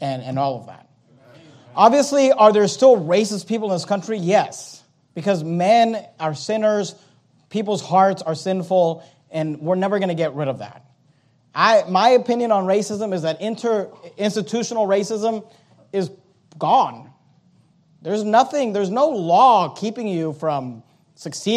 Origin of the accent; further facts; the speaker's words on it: California, United States; moved away as an adult; also born or lived in Venezuela / Tennessee; I grew up in California my whole life